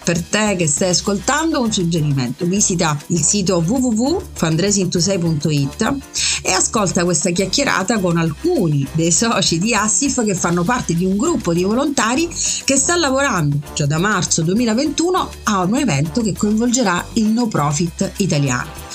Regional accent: Messina, Sicily, Italy; sono messinese

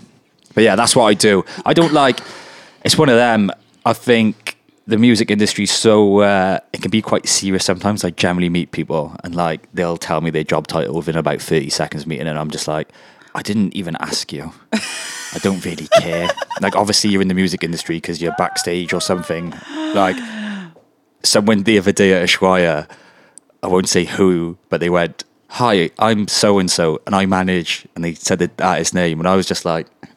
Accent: Welsh, Wales, United Kingdom; I'm really Welsh

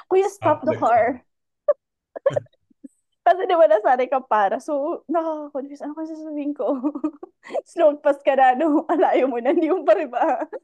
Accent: Baguio, Cordillera Administrative Region, Philippines; mga taga Aurora Hill talaga kami. Yun talaga lahat kami na na experience namin tumira sa Aurora Hill.

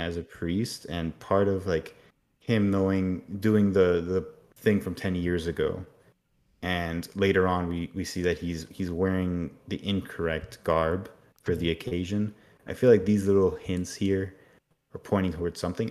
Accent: Miami, Florida, United States; I grew up a lot in Miami and there's a lot of hurricanes there

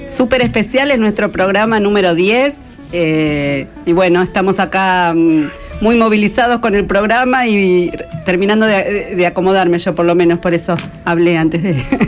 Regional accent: Merlo, Buenos Aires Province, Argentina; Mañana ya por mis pagos por Merlo

